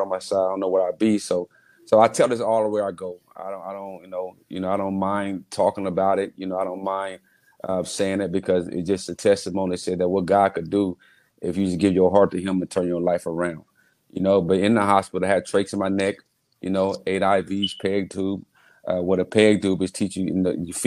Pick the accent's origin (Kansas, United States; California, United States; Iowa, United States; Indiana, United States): Indiana, United States; Muncie; Growing up in Muncie in our homes and around the neighborhood